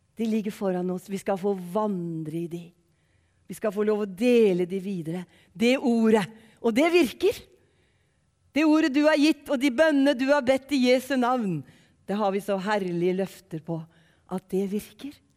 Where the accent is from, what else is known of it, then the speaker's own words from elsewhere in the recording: Ørje, Østfold, Norway; accent: Eastern Norwegian (østlending); moved away as an adult; also born or lived in Western Norway (Sunnhordland, Hardanger, Voss); now in Western Norway, Norway; så er jeg østlending, hvis dere lurer på hvor denne dialekten kommer fra. Jeg er grensetilfelle, og dere har jeg jo skjønt allerede. Jeg er fra fire kilometer fra Sverige, en plass som heter Ørje